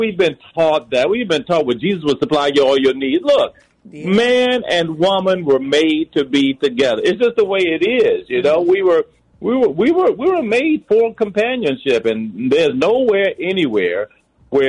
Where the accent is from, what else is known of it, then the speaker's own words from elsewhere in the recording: Southern Virginia, United States; moved away as an adult; also born or lived in Washington, D.C. area; now in Atlanta, United States; I'm from Virginia. I was born in Southern Virginia. Spent a lot of my adult life in Northern Virginia